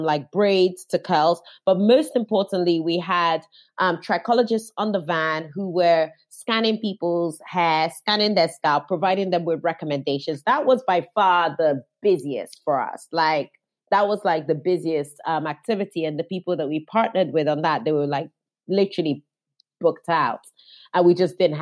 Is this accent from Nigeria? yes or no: yes; Nigeria; now in London, United Kingdom; I'm Nigerian